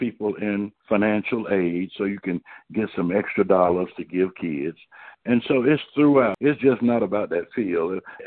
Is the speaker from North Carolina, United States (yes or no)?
yes; Durham, North Carolina, United States; my mother worked in the cafeteria at Duke University when I grew up in Durham.